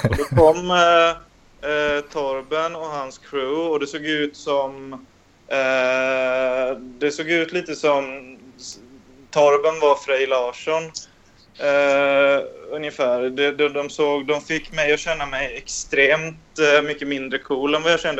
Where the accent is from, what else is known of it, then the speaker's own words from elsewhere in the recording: Småland, Sweden; accent: Småland; jag har inte så himla utpräglad småländsk dialekt, så jag blir väldigt förvånad.